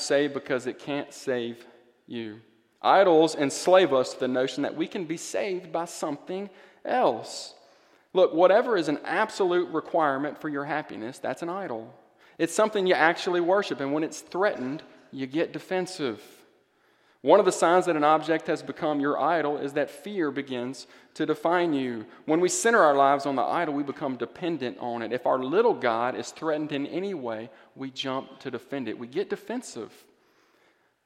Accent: Greenville, Mississippi, United States; moved away; That's my hometown.

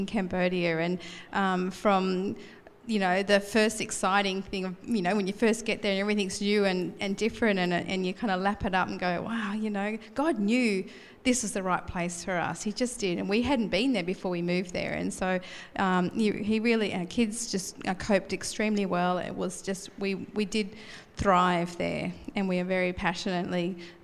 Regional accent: Blue Mountains, New South Wales, Australia; moved away as an adult; now in Gold Coast, Australia; we're moving to the Blue Mountains, where it's a bit chillier, but it's also my home country, not home country, my home province

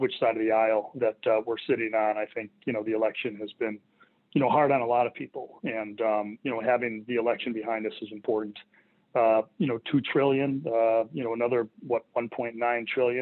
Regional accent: Connecticut, United States; I was born in Connecticut

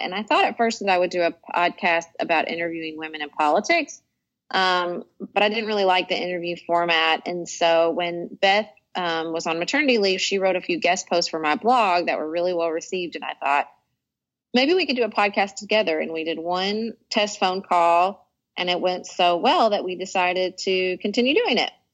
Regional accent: Paducah, Kentucky, United States; moved away as an adult; also born or lived in Washington, D.C.; moving back to my hometown of Paducah, Kentucky in 2009

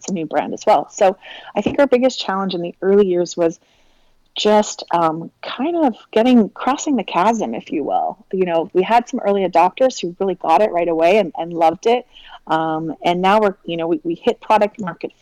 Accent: Victoria, British Columbia, Canada; I grew up on Vancouver Island, so Victoria, BC, which is pretty much as far west coast as you can get in Canada

